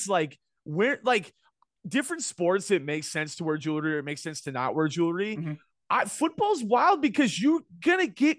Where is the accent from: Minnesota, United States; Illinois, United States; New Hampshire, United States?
Minnesota, United States; Minneapolis; In Cub Scouts growing up in Minneapolis, we had a bit where you'd go to the Twins game.